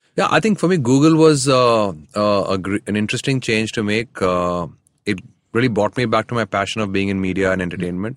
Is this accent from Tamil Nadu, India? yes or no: yes; Chennai, Tamil Nadu, India; I grew up in Chennai.